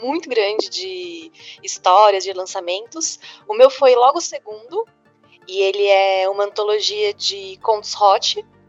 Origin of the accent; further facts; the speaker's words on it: São Paulo, Brazil; eu sou de São Paulo também